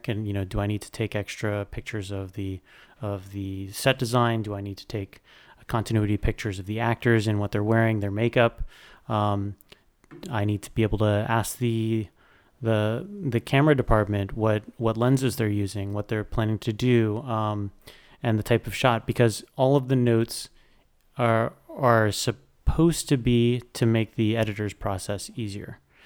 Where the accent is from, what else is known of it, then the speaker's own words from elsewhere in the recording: South Florida, United States; also born or lived in New York; growing up in South Florida